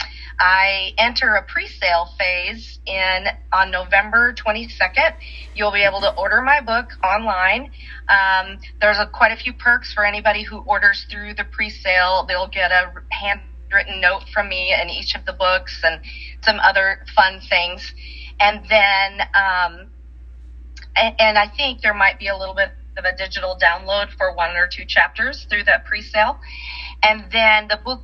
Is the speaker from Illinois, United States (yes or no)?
no; South Dakota, United States; now in Tulsa, United States; when I grew up in South Dakota, we lived on my home place was two miles square